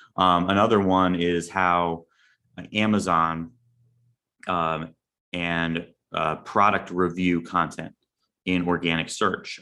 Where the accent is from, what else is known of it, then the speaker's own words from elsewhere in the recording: Long Branch, New Jersey, United States; I grew up in Long Branch, New Jersey